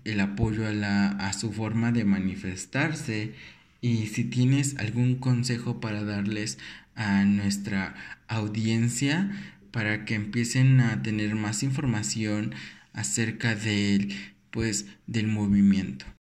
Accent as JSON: {"language": "Spanish", "country": "Mexico", "said": "como mexicanos"}